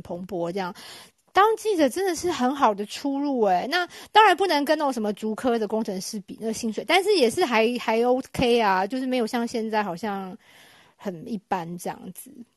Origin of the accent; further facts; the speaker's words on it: Taiwan; moved away as an adult; now in United Kingdom; 像我们台湾人